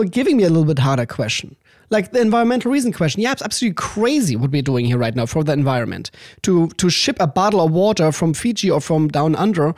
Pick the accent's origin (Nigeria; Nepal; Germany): Germany; Danish border in Germany, Schleswig-Holstein; English is a second language; moved away as an adult; now in Los Angeles, United States; I'm from the Danish border in Germany